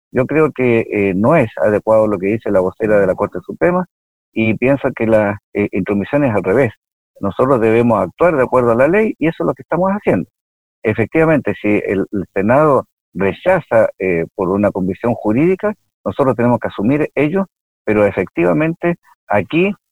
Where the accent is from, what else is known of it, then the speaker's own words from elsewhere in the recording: Villa Alemana, Valparaíso, Chile; Bueno, yo efectivamente soy de Villa Alemana, yo eh, viví en Villa Alemana, eh, estudié en el Liceo de Villa Alemana seis años